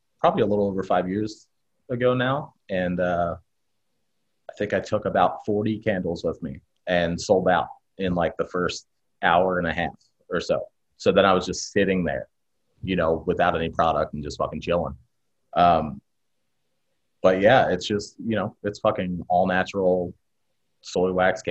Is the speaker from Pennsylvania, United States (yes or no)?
yes; Philadelphia, Pennsylvania, United States; I grew up in Kensington in Philadelphia, which I'm now residing in again.